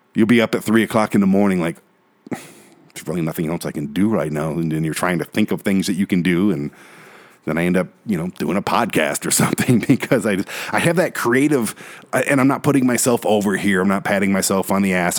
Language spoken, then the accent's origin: English; Detroit, Michigan, United States; I'm a city boy, born and raised in South Detroit